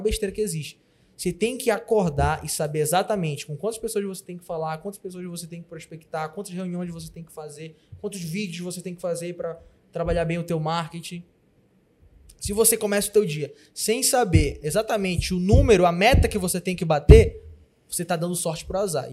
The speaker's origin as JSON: {"language": "Portuguese", "region": "Pará", "country": "Brazil", "said": "Eu, como bom paraense"}